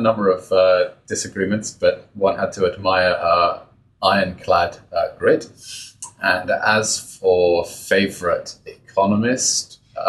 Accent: United Kingdom; moved away as an adult; now in Israel; I was born in Britain to Israeli parents. I grew up there, studied in the UK.

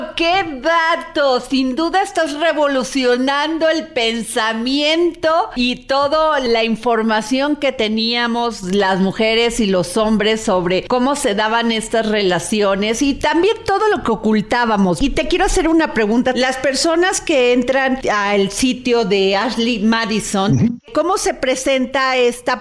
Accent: Veracruz, Mexico; yo que soy veracruzana, somos sureñas

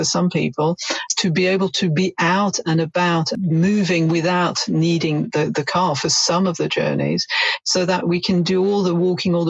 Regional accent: France; now in United Kingdom; I'm originally from France

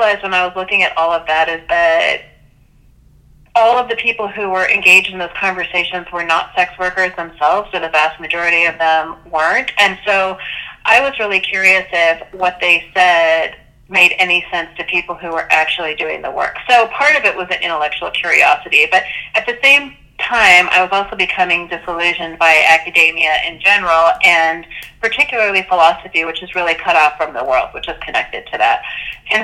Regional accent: California, United States; I'm not Catholic, and I grew up in California

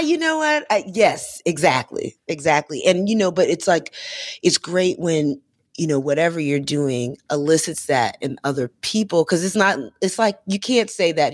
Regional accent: Florida, United States; because I'm from Florida

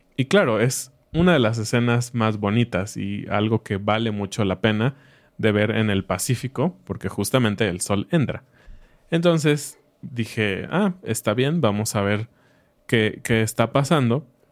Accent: Mexico; nosotros como mexicanos

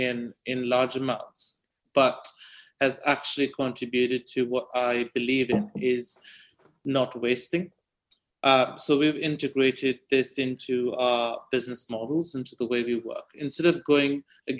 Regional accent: India; moved away; a village I was born in back in India

